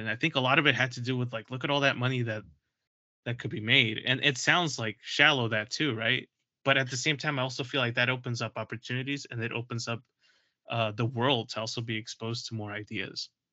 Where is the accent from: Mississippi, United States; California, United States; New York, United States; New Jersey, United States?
New York, United States; New York City; As a New Yorker